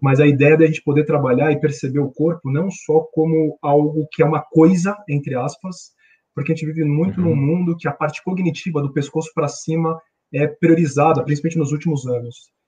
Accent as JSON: {"language": "Portuguese", "region": "São Paulo", "country": "Brazil", "said": "eu sou paulistano, moro em São Paulo"}